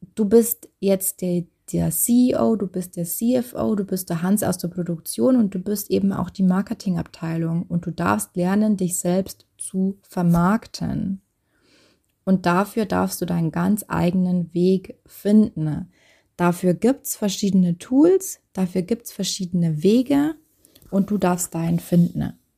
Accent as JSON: {"language": "German", "country": "Germany", "said": "bei uns in Deutschland"}